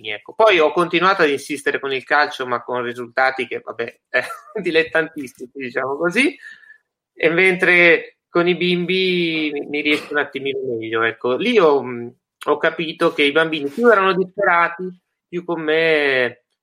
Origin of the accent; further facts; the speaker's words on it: Leggiuno, Lombardy, Italy; Sono cresciuto in un piccolo paese eh, della provincia di Varese che si chiama Leggiuno e diciamo